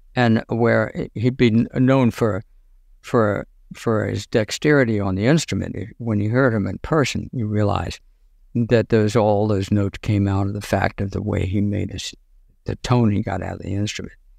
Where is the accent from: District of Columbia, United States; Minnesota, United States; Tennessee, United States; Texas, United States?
District of Columbia, United States; Washington; I'm in Washington, D.C.